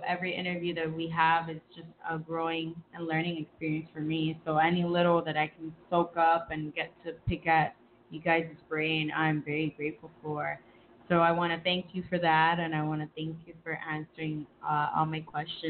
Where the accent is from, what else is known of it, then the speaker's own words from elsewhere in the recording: Miami, Florida, United States; I grew up born and raised here in Florida, Miami, proud Miami girl.